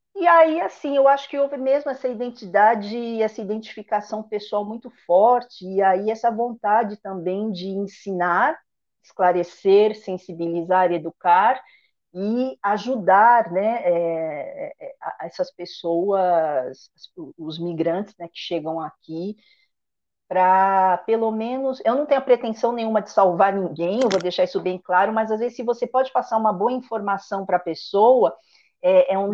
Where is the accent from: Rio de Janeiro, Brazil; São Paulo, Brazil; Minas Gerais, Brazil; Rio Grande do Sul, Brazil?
São Paulo, Brazil; moved away as an adult; also born or lived in France; now in Quebec, Canada; eu nasci em São Paulo, vivi toda a minha vida até os 35 em São Paulo